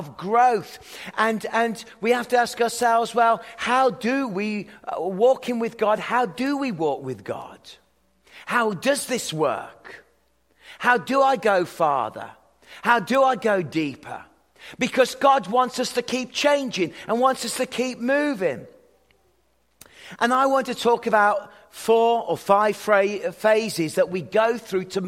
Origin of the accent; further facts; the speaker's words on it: Worcestershire, West Midlands, United Kingdom; moved away; I was born in Worcestershire, in the Shires